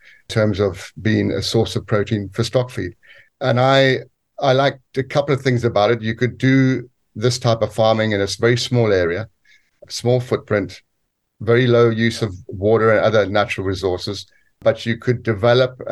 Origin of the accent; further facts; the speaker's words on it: Zambia; moved away as an adult; also born or lived in South Africa; now in United Kingdom; what essentially was my home country